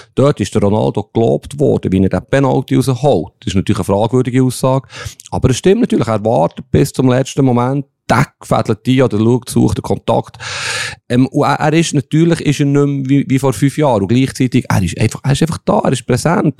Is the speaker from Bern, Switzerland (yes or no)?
yes; Bern, Switzerland; aus Bern